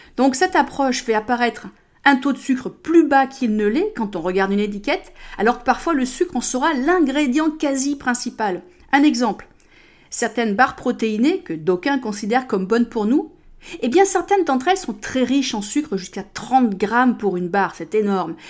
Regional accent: United States; moved away; chez moi aux États-Unis

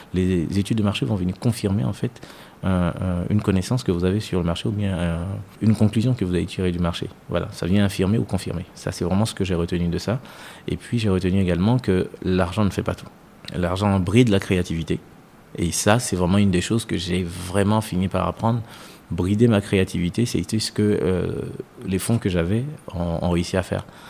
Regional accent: Côte d’Ivoire; moved away as an adult; also born or lived in France; now in Côte d'Ivoire; je suis ivoirien, mais franco-ivoirien on va dire

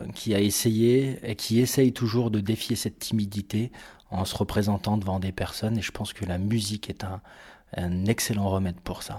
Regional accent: Bourg-Saint-Maurice, Auvergne-Rhône-Alpes, France; moved away; j'ai grandi à Bourg-Saint-Maurice, en Savoie, euh, près des montagnes.

